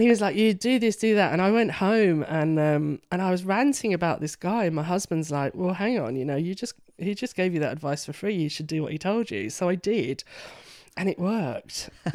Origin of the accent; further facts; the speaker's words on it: London, United Kingdom; now in York, United Kingdom; I'm a Londoner